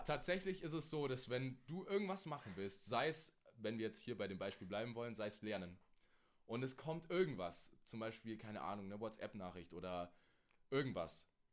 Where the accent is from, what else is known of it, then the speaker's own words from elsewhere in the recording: Germany; bei uns in Deutschland